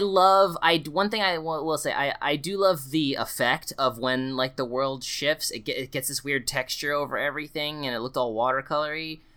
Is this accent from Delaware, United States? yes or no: yes; Delaware, United States; moved away; I'm from Delaware